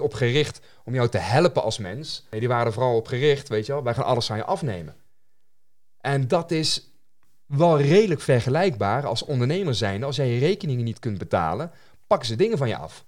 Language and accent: Dutch; North Brabant, Netherlands; als Nederlander, hier geboren en getogen, mm, mm, mm. Eh, in het Brabantse land